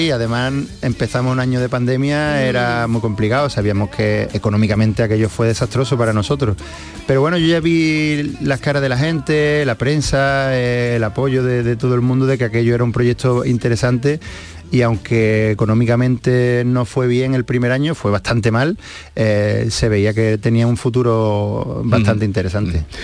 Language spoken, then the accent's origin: Spanish; Seville, Andalusia, Spain; como sevillano por, intentar poner mi granito de arena y hacer algo por Sevilla